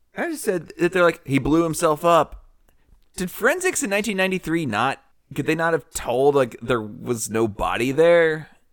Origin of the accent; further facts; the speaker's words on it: Nashville, Tennessee, United States; I'm from Nashville